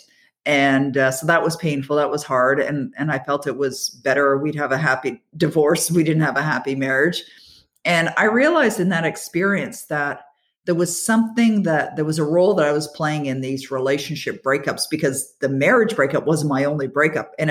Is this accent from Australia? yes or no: no; Toronto, Ontario, Canada; I'm born and raised in the Toronto area